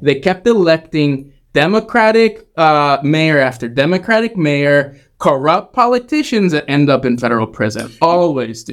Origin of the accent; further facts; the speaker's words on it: Texas, United States; also born or lived in New Orleans, Louisiana; I moved back to my home state of Texas